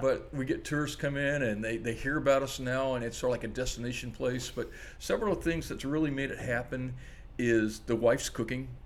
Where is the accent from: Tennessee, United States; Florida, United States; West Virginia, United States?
Florida, United States; Orlando; now in Maui, United States; I was raised near Disney World in Orlando.